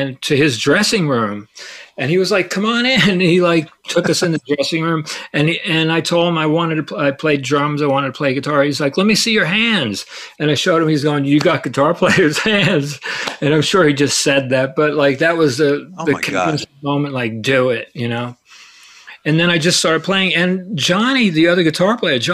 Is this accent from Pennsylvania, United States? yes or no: no; New York City, New York, United States; we grew up in Staten Island